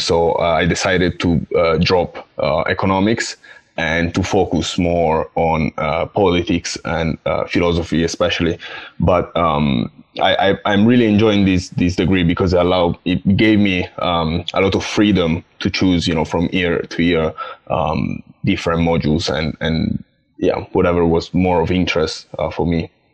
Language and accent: English; Italy; moved away as an adult; now in Essex, United Kingdom; I come from Italy